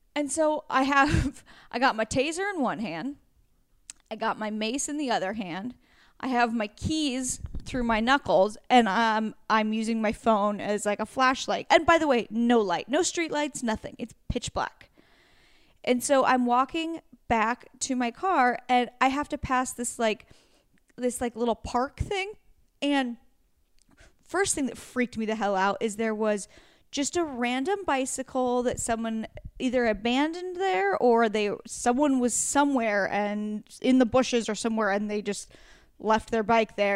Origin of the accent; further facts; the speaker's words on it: Pacific Northwest, United States; moved away; I'm from the Pacific Northwest